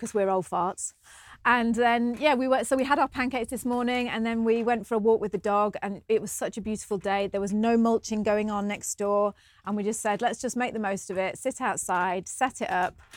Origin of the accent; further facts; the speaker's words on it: United Kingdom; moved away as an adult; now in New Zealand; because we're British